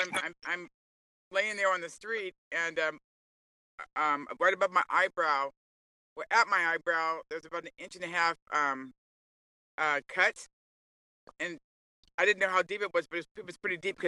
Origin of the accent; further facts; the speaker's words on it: Los Angeles, California, United States; I'm from Los Angeles